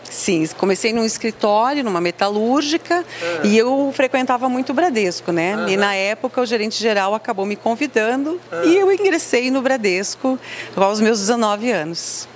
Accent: Rio Grande do Sul, Brazil; como uma boa gaúcha

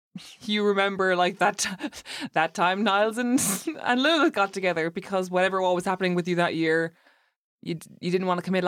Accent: Ireland; moved away; as an Irish person

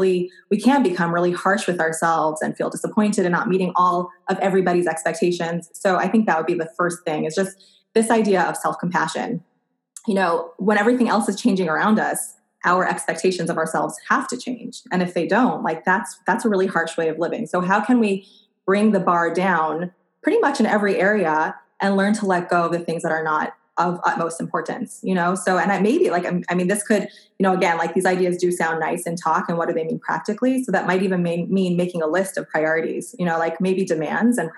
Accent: East Coast, United States; moved away as an adult; now in Portland, United States; I grew up on the East Coast. I moved to Portland, Oregon about 6 years ago

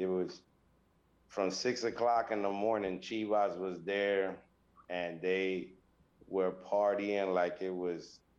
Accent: Ohio, United States; now in Orlando, United States; I am originally from the Midwest. I'm from Ohio.

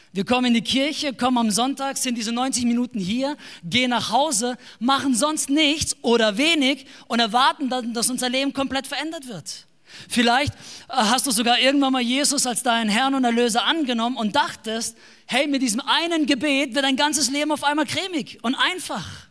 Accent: Baden-Württemberg, Germany; wir kommen noch aus dem Ländle, wie man sagt, in Baden-Württemberg. Wir leben in einem kleinen Dorf mit ungefähr zweieinhalbtausend Einwohnern.

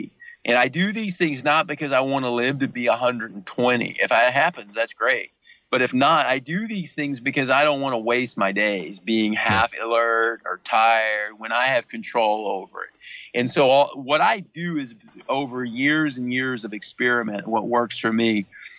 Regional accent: the South, United States; I grew up in the South where everything was fried

